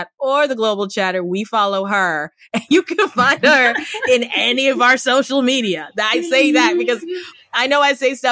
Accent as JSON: {"language": "English", "country": "Cameroon", "tie": "born or raised there", "moved": "yes", "lives_now": "United States", "said": "I grew up in Cameroon in West Africa"}